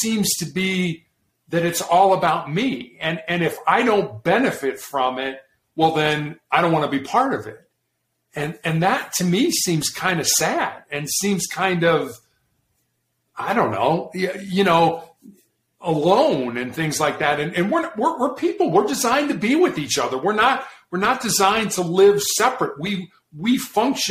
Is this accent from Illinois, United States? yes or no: yes; Chicago, Illinois, United States; I grew up in Chicago